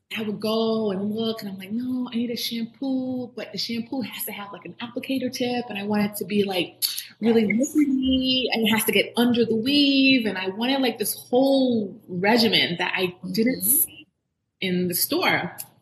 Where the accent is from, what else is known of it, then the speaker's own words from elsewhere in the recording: Miami, Florida, United States; also born or lived in Jamaica / Orlando, Florida; i grew up in south florida i grew up in miami